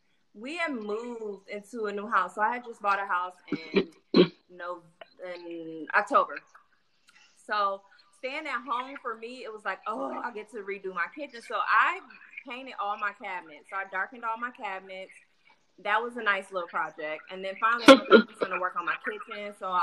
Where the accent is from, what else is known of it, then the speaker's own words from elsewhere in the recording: Milwaukee, Wisconsin, United States; I know in my hometown it didn't really work.